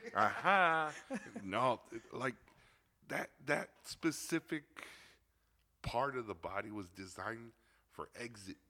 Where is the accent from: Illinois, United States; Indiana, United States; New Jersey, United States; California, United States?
Illinois, United States; Chicago; I grew up in Little Village, over by 26th Street in Chicago.